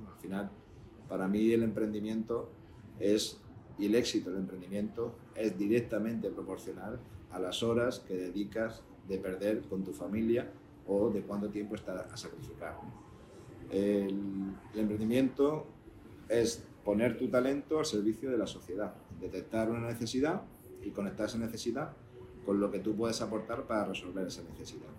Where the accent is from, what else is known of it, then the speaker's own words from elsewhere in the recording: Linares, Andalusia, Spain; yo nací en Linares, en Jaén, y no es un sitio en el que ni fuera, estuviera la tecnología